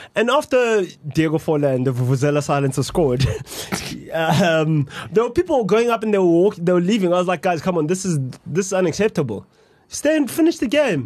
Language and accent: English; South Africa; I'm South African.